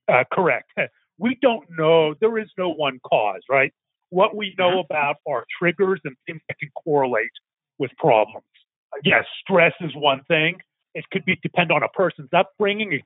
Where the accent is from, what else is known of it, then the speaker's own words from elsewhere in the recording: Pittsburgh, Pennsylvania, United States; now in Dallas, United States; 1,200 miles from growing up in Pittsburgh, Pennsylvania, my two brothers and I live walking distance to each other.